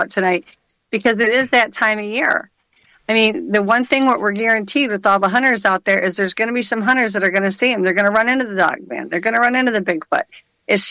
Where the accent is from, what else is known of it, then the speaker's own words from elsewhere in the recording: Michigan, United States; I'm from Michigan